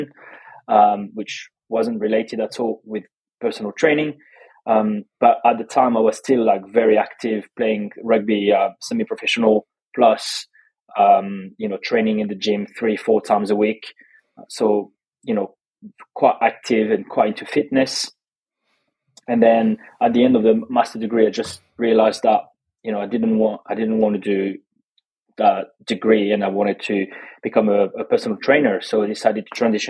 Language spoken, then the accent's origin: English; Toulouse, Occitania, France; English is a second language; moved away as an adult; also born or lived in Australia; now in London, United Kingdom; Toulouse. I grew up in Toulouse.